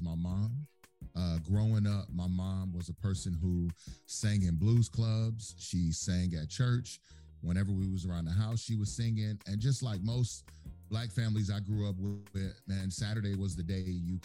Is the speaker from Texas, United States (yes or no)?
yes; Texas, United States; I grew up in Texas